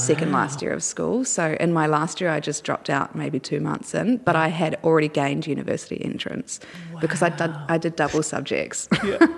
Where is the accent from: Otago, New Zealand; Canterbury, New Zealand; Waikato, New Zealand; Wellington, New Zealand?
Otago, New Zealand; Dunedin; also born or lived in Hyde, New Zealand; now in Australia; in Dunedin, which is a city in the South Island of New Zealand